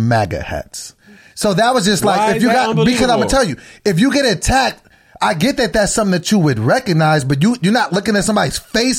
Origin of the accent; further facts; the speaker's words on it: Sacramento, California, United States; I'm from Sacramento.